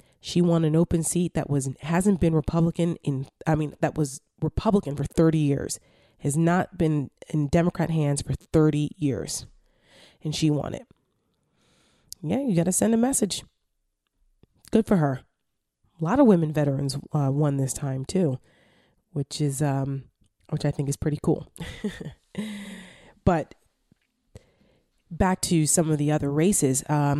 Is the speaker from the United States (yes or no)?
yes; New Jersey, United States; My home state of New Jersey, we had a kick-ass woman